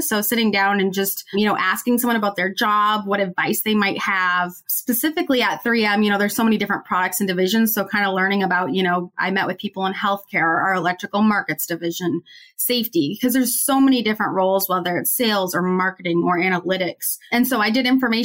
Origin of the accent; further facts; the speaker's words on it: Minnesota, United States; I'm originally from Minnesota, which is where 3M is headquartered